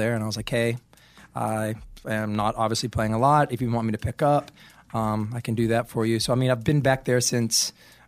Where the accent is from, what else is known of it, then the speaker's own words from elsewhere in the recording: Asheville, North Carolina, United States; I grew up in Asheville, North Carolina.